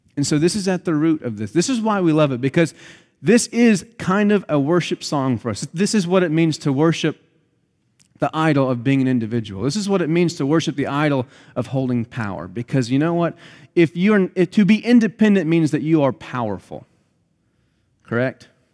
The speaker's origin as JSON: {"language": "English", "country": "United States", "said": "us as American Christians are taught from the youngest age as we grow up"}